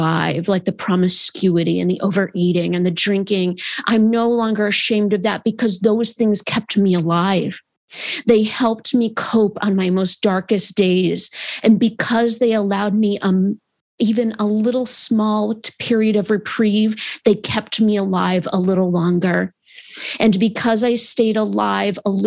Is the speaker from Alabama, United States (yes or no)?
no; Adirondack Park, New York, United States; I grew up in the Adirondack Park in New York.